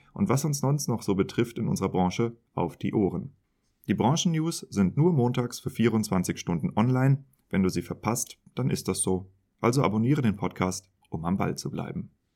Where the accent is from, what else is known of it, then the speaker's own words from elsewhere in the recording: Kiel, Schleswig-Holstein, Germany; ich bin ja in Kiel geboren